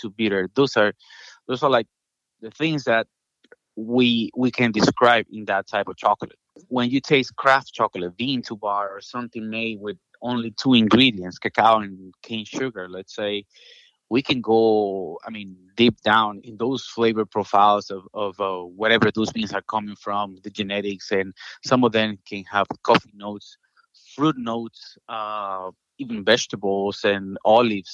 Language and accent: English; Venezuela; moved away as an adult; now in United States; Originally, I'm from Venezuela.